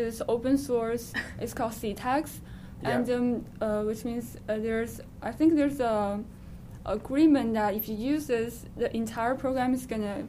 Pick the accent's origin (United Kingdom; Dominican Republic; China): China; Well, we're from China